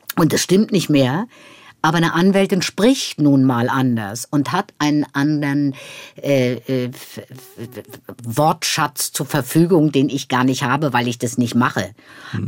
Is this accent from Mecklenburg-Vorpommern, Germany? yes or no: yes; Schwerin, Mecklenburg-Vorpommern, Germany; moved away; Ich bin in Schwerin geboren